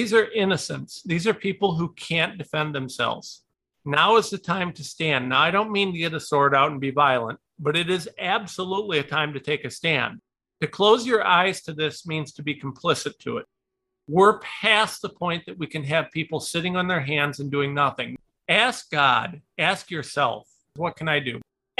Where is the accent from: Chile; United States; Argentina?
United States; Ohio; I am a nobody from Ohio